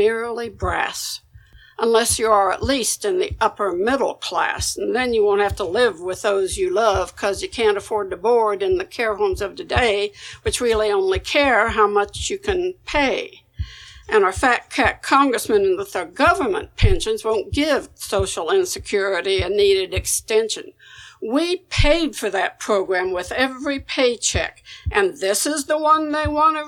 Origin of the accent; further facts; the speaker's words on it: Kansas, United States; people in my hometown